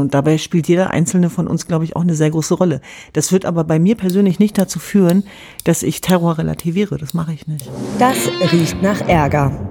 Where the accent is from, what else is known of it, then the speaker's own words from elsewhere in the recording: Germany; als Jesidin oder Kurdin antworten, sondern als Deutsche und Europäerin